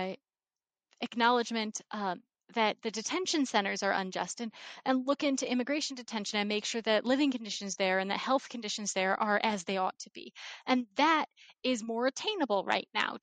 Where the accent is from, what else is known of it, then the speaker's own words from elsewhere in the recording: Ohio, United States; now in Virginia, United States; I grew up in Ohio